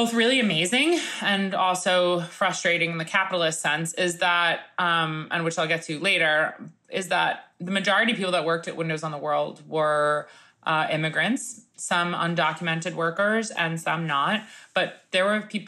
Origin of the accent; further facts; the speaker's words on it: New York City, New York, United States; what it is to be a New Yorker